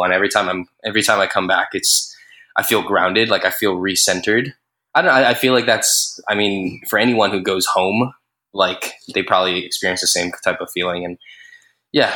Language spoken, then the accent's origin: English; Hawaii, United States; moved away as an adult; now in New York, United States; born and raised here in Hawaii